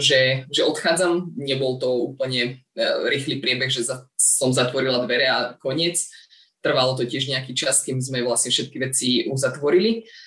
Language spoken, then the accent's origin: Slovak; Brezno, Banská Bystrica Region, Slovakia; also born or lived in Žiar nad Hronom; tie letné mesiace trávim o, u nás doma v Brezne